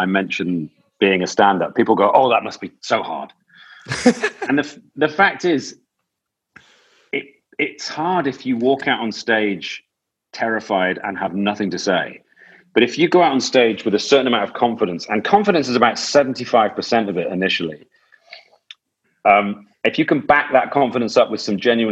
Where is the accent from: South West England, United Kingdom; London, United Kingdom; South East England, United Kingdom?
South West England, United Kingdom; Gloucester; I was from Gloucester, and Gloucester didn't feel like a particular sort of wellspring of opportunity